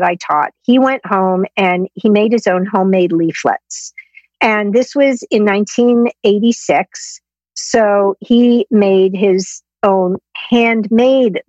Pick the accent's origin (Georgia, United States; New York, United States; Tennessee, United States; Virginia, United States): New York, United States; New York City; I grew up in Manhattan